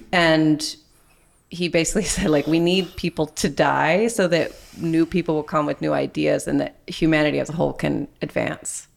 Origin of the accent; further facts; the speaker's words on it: Texas, United States; now in Wisconsin, United States; I grew up in Texas, but now I live in Wisconsin